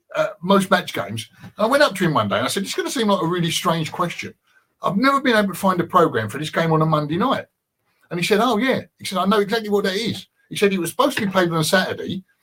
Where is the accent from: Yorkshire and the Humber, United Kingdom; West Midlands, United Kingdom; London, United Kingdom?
London, United Kingdom; I grew up in Green Street